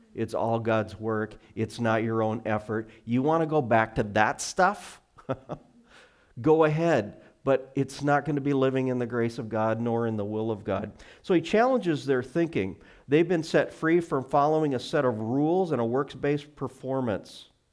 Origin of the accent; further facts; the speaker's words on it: Montana, United States; now in Arlington, United States; I grew up in Montana